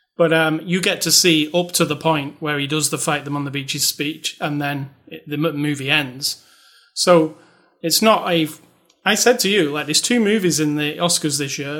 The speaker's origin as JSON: {"language": "English", "country": "United Kingdom", "said": "I'm British"}